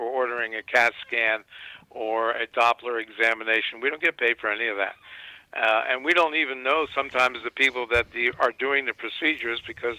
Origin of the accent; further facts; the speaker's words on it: Washington, District of Columbia, United States; moved away as an adult; also born or lived in New York City; I grew up actually in Washington, D.C. Where I was born